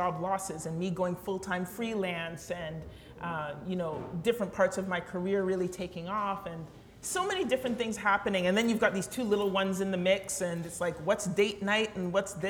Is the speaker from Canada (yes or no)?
yes; London, Ontario, Canada; growing up in London, at least when I grew up in London